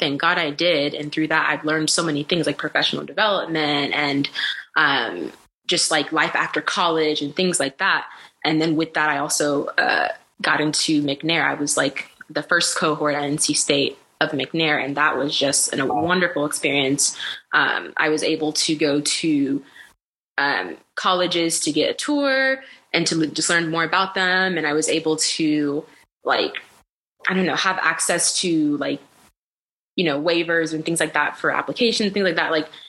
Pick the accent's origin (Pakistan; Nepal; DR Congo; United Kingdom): DR Congo; So my background, I'm African. I'm from the Democratic Republic of Congo.